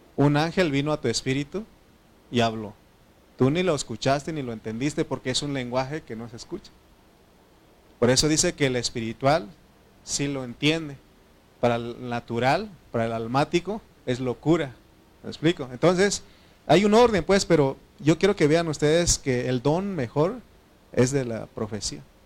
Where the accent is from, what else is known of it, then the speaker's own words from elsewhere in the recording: Oaxaca, Mexico; Spanish is a second language; moved away; Oaxaca, ahí donde, donde, donde está mi mamá, donde yo nací